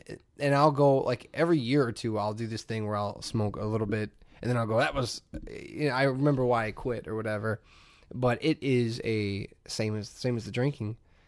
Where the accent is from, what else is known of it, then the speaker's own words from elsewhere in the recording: Hammond, Indiana, United States; moved away; I grew up in Hammond